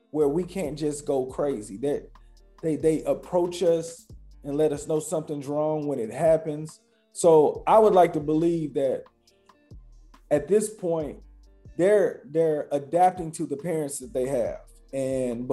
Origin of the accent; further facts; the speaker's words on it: Louisville, Kentucky, United States; I grew up in Louisville, Kentucky